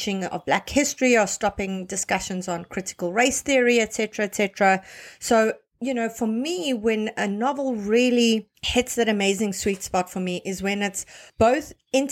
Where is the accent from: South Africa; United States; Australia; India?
South Africa; I come from South Africa